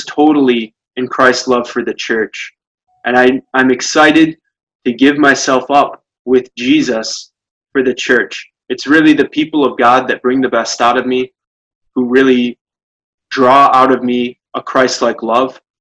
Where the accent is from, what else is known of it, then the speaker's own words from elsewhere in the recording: Dimondale, Michigan, United States; moved away as an adult; now in Rome, Italy; I grew up in Diamondale as the oldest of 11 kids